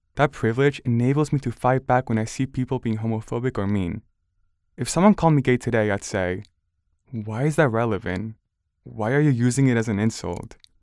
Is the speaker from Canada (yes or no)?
no; Barcelona, Catalonia, Spain; now in United States; I grew up in Barcelona, a pretty diverse city where I saw many different kinds of people